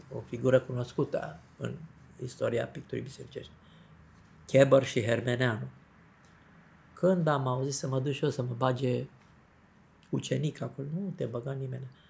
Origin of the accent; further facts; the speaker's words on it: Zăvideni, Vâlcea County, Romania; am ajuns și eu la Zăvide. La Zăvideni